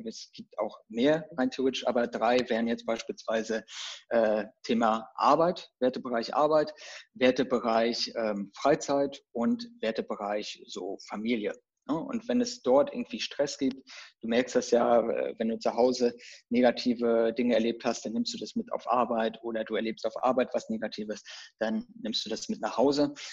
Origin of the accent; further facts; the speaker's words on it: Rostock, Mecklenburg-Vorpommern, Germany; now in Berlin, Germany; ich komme ja so ursprünglich, bevor ich nach Berlin gezogen bin, äh, komme ich so aus dem Norden, von der Küste, Rostock, so die Region.